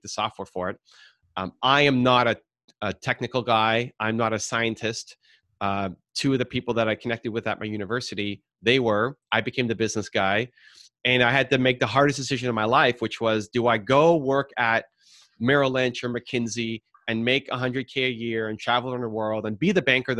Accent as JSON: {"language": "English", "town": "Toronto", "region": "Ontario", "country": "Canada", "tie": "born or raised there", "said": "I'm from Canada, Toronto. The Blue Jays, our baseball team, won back-to-back World Series when I was 12, 13"}